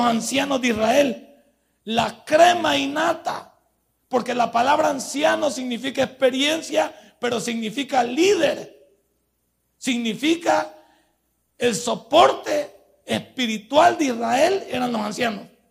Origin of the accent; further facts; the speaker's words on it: El Salvador; nosotros somos salvadoreños